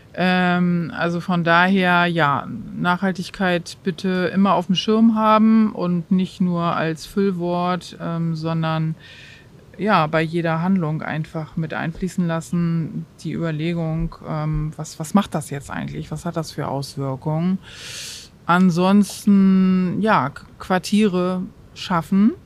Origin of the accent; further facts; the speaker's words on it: Hamburg, Germany; moved away; ich bin Hamburgerin, ich war lange weg und bin also auch ganz voller Überzeugung ähm, wiedergekommen in die Stadt